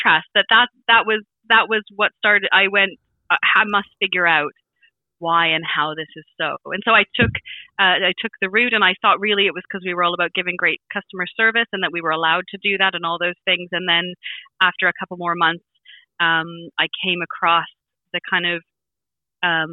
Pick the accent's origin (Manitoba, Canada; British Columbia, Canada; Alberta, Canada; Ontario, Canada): British Columbia, Canada; Vancouver Island; moved away as an adult; now in England, United Kingdom; on Vancouver Island where I'm from